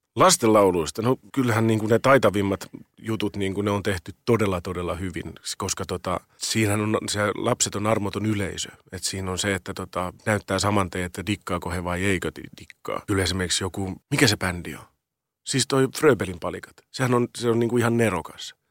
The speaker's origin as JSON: {"language": "Finnish", "town": "Riihimäki", "region": "Kanta-Häme", "country": "Finland", "tie": "born or raised there", "moved": "yes", "lives_now": "Helsinki, Finland", "said": "mä oon kasvanut Riihimäellä"}